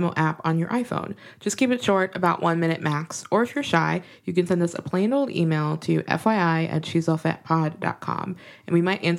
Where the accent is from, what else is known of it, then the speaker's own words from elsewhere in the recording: Minneapolis, Minnesota, United States; moved away; my hometown of Minneapolis